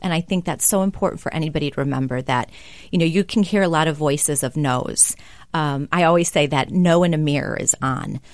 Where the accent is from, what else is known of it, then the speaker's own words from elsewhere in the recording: Kenosha, Wisconsin, United States; I grew up in Kenosha, Wisconsin